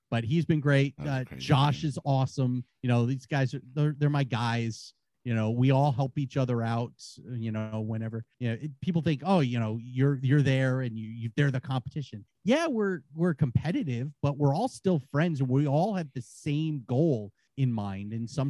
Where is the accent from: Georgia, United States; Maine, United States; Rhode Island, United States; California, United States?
Rhode Island, United States; I'm from Rhode Island.